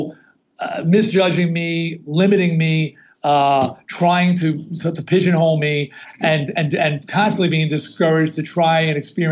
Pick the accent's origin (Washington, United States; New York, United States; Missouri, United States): New York, United States; Long Island; where I grew up on Long Island